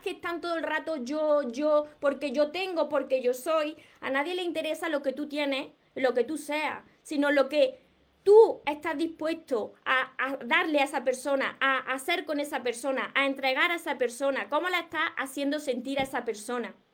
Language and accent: Spanish; Córdoba, Andalusia, Spain; yo soy de aquí del sur de España. En el sur de España pues tenemos un acento peculiar. Además yo soy de Córdoba. Yo no renuncio a mi acento.